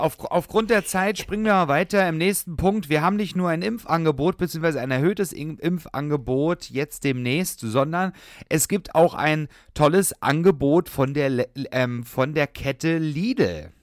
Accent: Saxony, Germany; now in Berlin, Germany; Ich komme ja gebürtig auch aus Sachsen

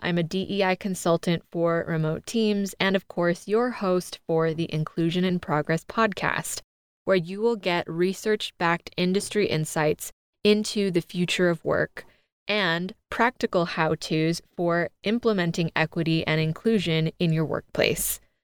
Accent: United States; I'm an American through and through

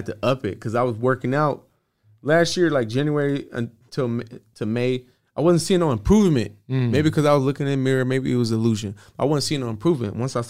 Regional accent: West Coast, United States; I'm from the West Coast.

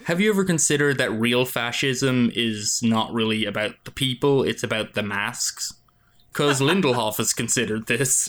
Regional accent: Ireland; now in United States

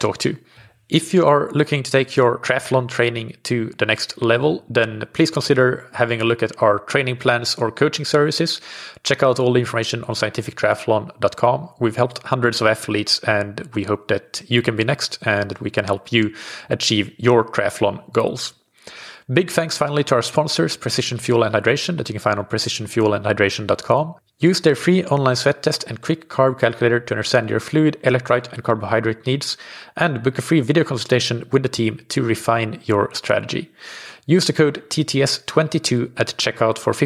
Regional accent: Finland; growing up in Finland

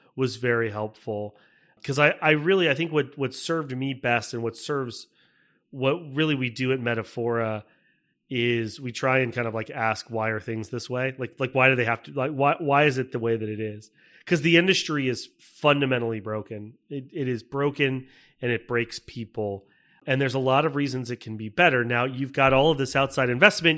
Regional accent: Tampa, Florida, United States; moved away as an adult; also born or lived in Michigan; I grew up in Tampa, Florida. I, uh, was born and raised

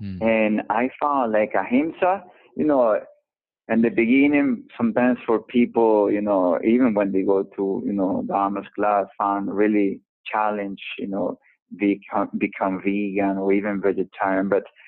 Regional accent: New York, United States; moved away; even as a New Yorker, now that I haven't lived in 10 years

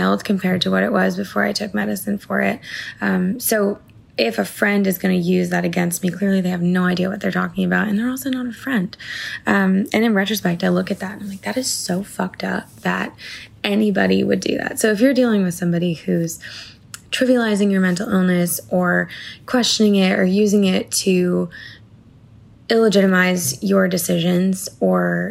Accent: Portland, Maine, United States; moved away; I get to go back to Maine, where I'm from

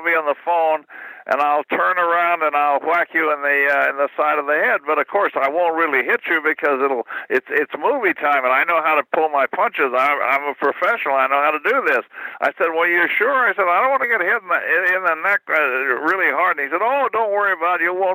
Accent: Kansas City, Missouri, United States; moved away as an adult; I spent the first 19 years of my life in Kansas City

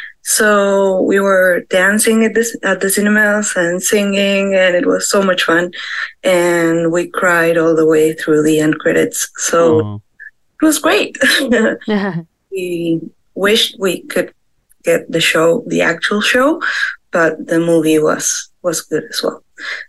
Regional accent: Argentina; I'm from Argentina

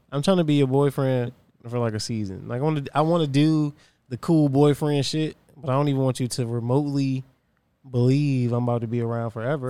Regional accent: Virginia, United States; I'm from Virginia

